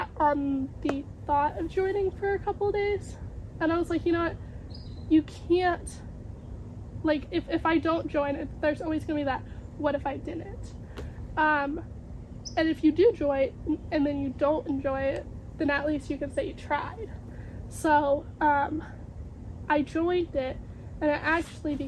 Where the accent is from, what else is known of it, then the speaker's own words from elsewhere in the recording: Oregon, United States; I'm from Oregon.